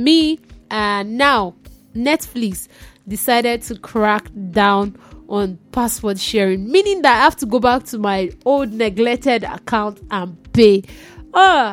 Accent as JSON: {"language": "English", "country": "Nigeria", "said": "I'm a Nigerian"}